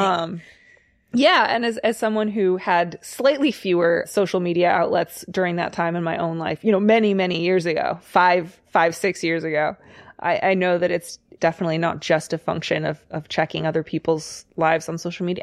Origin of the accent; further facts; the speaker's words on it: Kfar Saba, Central District, Israel; I'm from Israel, a town called Kfar Saba